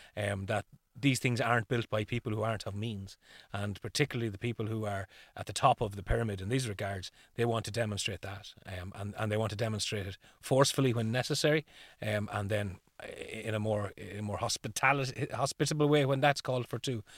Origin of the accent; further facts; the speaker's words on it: Ireland; the tradition here would be around, instead of pumpkins, we would have used what was available to us as turnips